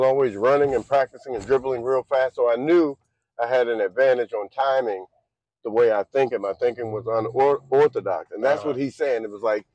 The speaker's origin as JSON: {"language": "English", "town": "Boston", "region": "Massachusetts", "country": "United States", "tie": "born or raised there", "said": "I was born in Boston."}